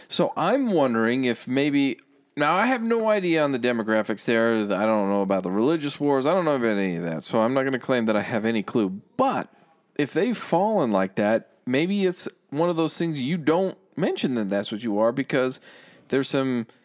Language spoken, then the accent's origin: English; New Jersey, United States; Like, okay, I'm from East Coast, but I'm going to pretend that I'm West Coast.